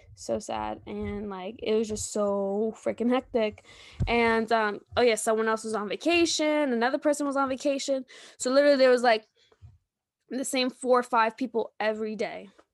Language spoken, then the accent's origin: English; New York, United States; I'm from New York